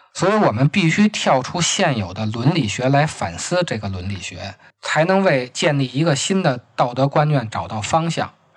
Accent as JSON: {"language": "Chinese", "region": "Beijing", "country": "China", "accent": "Beijing dialect", "said": "按咱们北京话说"}